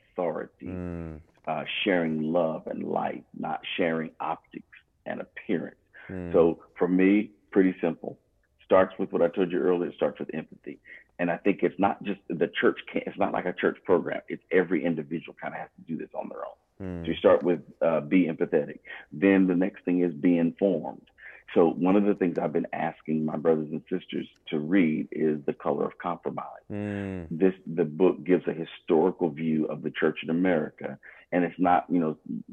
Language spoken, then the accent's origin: English; United States; I'm American too